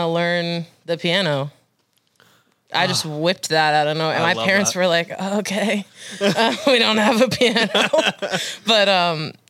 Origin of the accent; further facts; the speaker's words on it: Waynesboro, Pennsylvania, United States; moved away as an adult; also born or lived in Auburn, Alabama; now in Nashville, United States; I left my hometown, which I grew up in pretty much my whole life